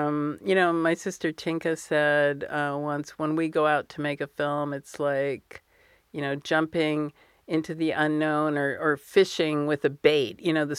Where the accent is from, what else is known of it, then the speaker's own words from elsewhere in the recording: United States; So I grew up in the United States, but we would go almost every summer to visit my mother's parents. My father had no parents, but so I speak fluent Hebrew, and I spent a lot of time in the Middle East.